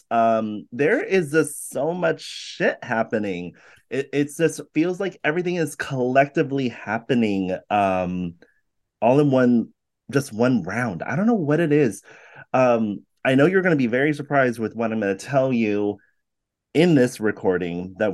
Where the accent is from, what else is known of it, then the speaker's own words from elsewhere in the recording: California, United States; You know, I'm very Californian.